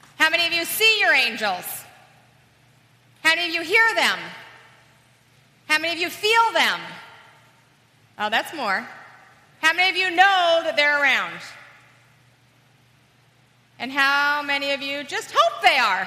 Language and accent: English; Salt Lake City, Utah, United States; I was raised in Salt Lake City, Utah